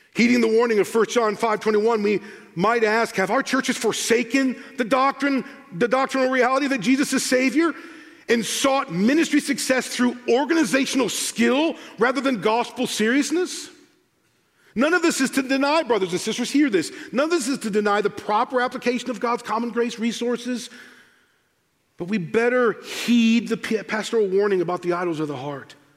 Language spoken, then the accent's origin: English; United States; also born or lived in United Kingdom; I'm the American